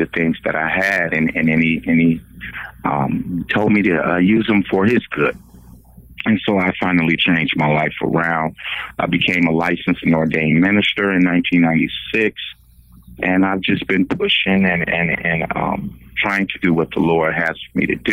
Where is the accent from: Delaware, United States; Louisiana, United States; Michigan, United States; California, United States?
Michigan, United States; Flint; now in Oklahoma, United States; I am originally from Flint, Michigan, where the water crisis is kind of going crazy